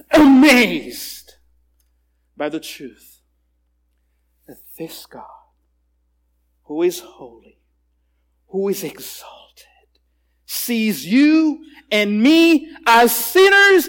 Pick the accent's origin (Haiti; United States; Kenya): Haiti; I'm from Haiti